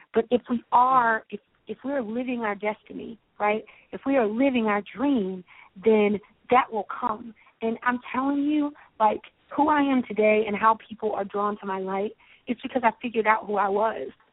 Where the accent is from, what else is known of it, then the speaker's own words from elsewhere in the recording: Baltimore, Maryland, United States; I grew up in Baltimore, Maryland.